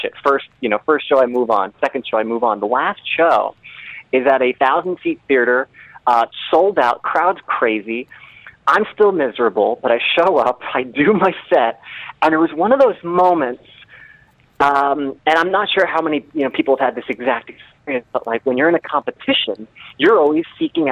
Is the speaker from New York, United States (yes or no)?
yes; Long Island, New York, United States; I grew up in New York. I grew up on Long Island